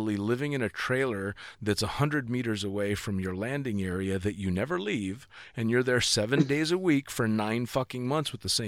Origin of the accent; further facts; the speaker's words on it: California, United States; I'm from fucking Northern California.